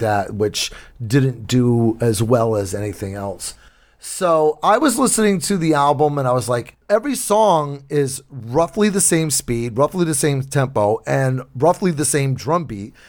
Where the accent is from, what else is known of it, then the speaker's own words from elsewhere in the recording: New Bedford, Massachusetts, United States; my hometown over here in New Bedford